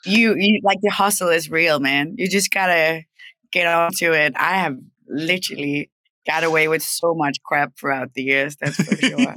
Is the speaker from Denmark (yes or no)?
yes; Denmark; also born or lived in Copenhagen; I'm from Denmark. I grew up in Denmark, and I moved to Copenhagen when I was like 18.